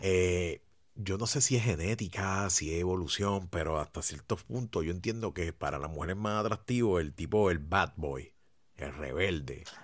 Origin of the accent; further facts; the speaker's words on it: Puerto Rico; Aquí en Puerto Rico